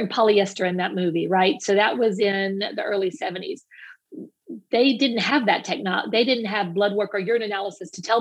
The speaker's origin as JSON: {"language": "English", "area": "Cajun", "region": "Louisiana", "country": "United States", "said": "as a Cajun"}